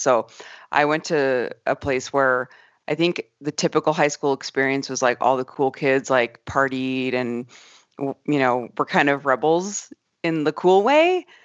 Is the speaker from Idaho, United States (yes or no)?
no; Arizona, United States; moved away; I grew up in Arizona